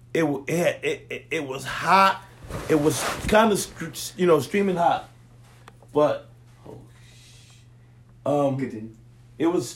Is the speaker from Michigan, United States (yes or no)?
no; Philadelphia, Pennsylvania, United States; moved away as an adult; also born or lived in New York City, New York / Ohio / Los Angeles, California; Born in New York, raised in Philadelphia.